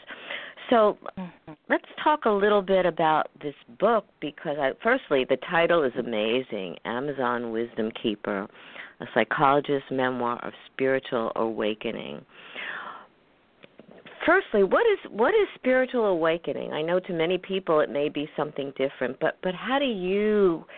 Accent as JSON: {"language": "English", "area": "Long Island", "region": "New York", "country": "United States", "tie": "born or raised there", "also_born_or_lived": "Brooklyn, New York", "said": "We moved from Brooklyn to Brooklyn, New York, to out on the island when it was very non-developed"}